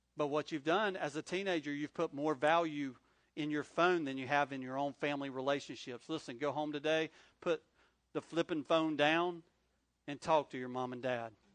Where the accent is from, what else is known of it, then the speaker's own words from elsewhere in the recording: North Carolina, United States; moved away as an adult; also born or lived in Corning, New York; now in Wilmington, United States; I'm not from New York. I'm from North Carolina